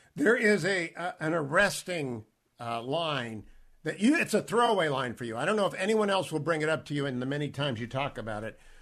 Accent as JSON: {"language": "English", "town": "Warren", "region": "Ohio", "country": "United States", "tie": "born or raised there", "said": "I grew up in Warren, Ohio, and we moved a couple of times. We stayed in Warren"}